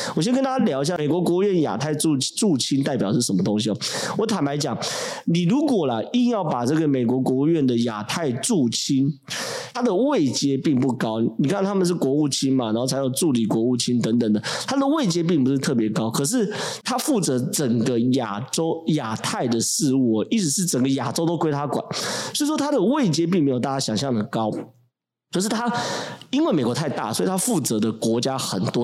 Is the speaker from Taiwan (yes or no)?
yes; Taiwan; 我是今天我台湾人